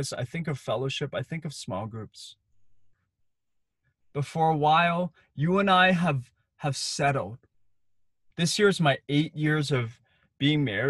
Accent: Hong Kong; as a kid, I grew up in Hong Kong

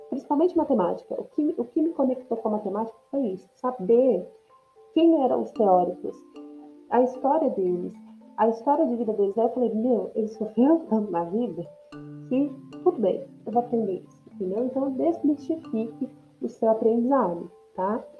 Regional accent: São Paulo, Brazil; E o meu sotaque é um sotaque de uma brasileira de São Paulo que fala inglês, né? Eu não sou nativa. Eu não sou nativa de, de qualquer país que fala inglês. Eu sou paulista, tá?

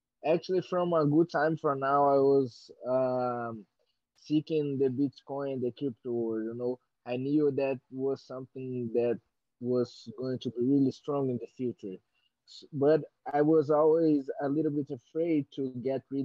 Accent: Belo Horizonte, Minas Gerais, Brazil; English is a second language; moved away as an adult; also born or lived in New Mexico, United States; now in Rio de Janeiro, Brazil; I'm from Belo Horizonte, Minas Gerais, Brazil, but I live in training in Rio de Janeiro since I'm 18 years old

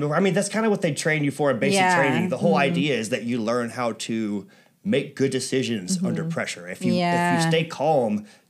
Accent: Ireland; I didn't realize, you know, because, well, I'm Irish for one thing.

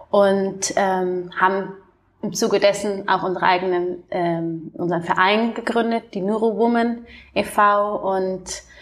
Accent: Munich, Bavaria, Germany; Ich komme ja ähm, aus München ursprünglich.

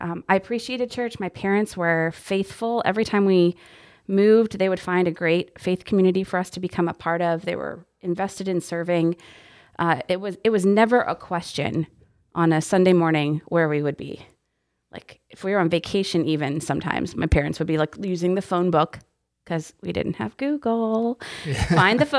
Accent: Texas, United States; also born or lived in Iowa; And I was born in Iowa, and then we lived in a few different states. Most of my life was spent in Texas. So I dropped the y'all pretty regularly.

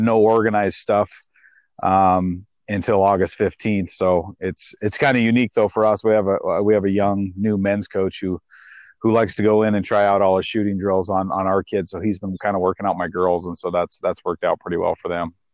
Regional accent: Missoula, Montana, United States; I grew up in Missoula, which is one of the bigger cities.

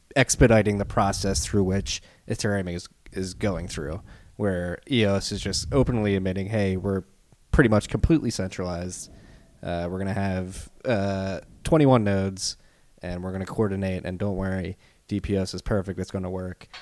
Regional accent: Philadelphia, Pennsylvania, United States; accent: Philly; I got my Philly accent.

